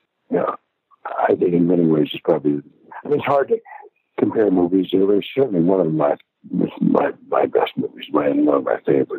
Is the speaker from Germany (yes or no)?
yes; Germany; accent: German; English is a second language; And I was concerned about my German accent, and I went to John.